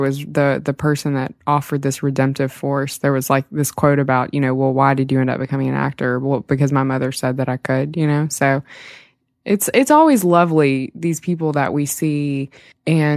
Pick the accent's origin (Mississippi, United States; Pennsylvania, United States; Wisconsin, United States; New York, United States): Mississippi, United States; Jackson; my hometown newspaper, the Clarion Ledger, straight out of Jackson, Mississippi.